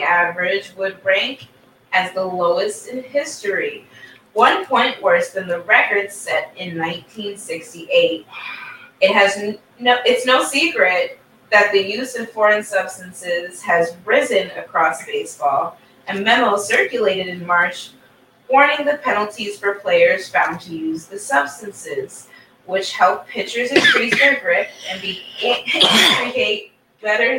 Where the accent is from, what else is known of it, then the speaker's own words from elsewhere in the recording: Cleveland, Ohio, United States; now in Bronx, United States; I grew up in Cleveland